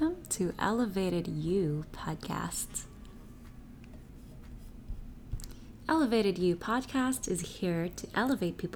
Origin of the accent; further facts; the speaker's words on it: Philippines; moved away as an adult; now in United States; I came from Asia, a developing country, the Philippines